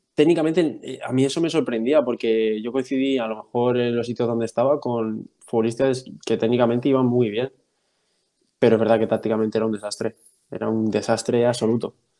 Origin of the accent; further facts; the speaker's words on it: Albacete, Castilla-La Mancha, Spain; moved away as an adult; also born or lived in Cuenca / United States; Soy, soy de Albacete, soy del noventa y siete, tengo veintiséis años recién cumplidos